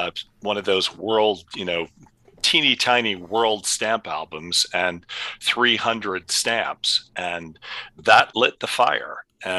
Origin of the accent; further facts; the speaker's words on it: New York, United States; I grew up in New York, and my parents had a boat on the Hudson River